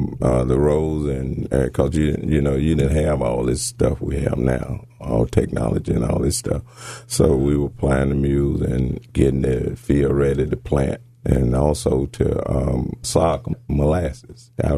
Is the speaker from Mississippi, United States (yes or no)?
yes; Hernando, Mississippi, United States; Yes, Hernando.